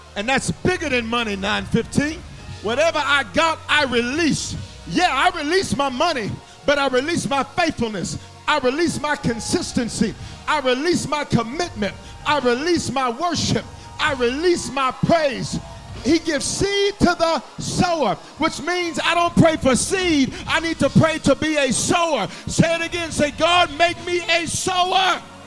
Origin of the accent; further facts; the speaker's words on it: the South, United States; I'm from the South.